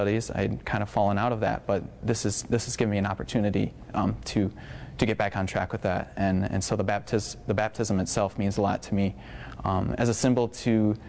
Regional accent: Central Michigan, United States; moved away as an adult; I grew up in Central Michigan

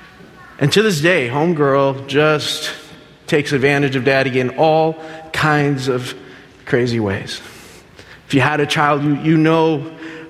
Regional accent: Berrien Springs, Michigan, United States; also born or lived in Dominican Republic; Left when I was 5 years old, came here to Michigan, Berrien Springs

